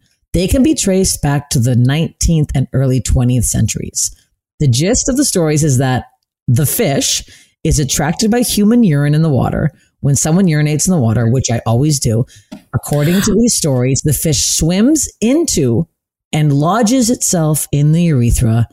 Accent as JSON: {"language": "English", "country": "Canada", "said": "as a Canadian girl"}